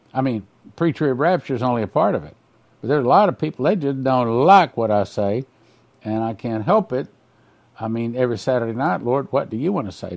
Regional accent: West Texas, United States; I grew up in West Texas in the heart of the oil company, our country, and I grew up with a pump jack literally across the street

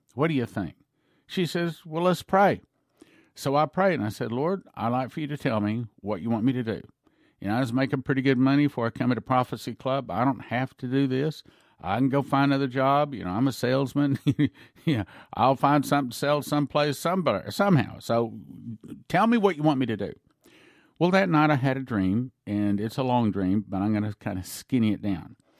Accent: Texas, United States; I grew up in Texas

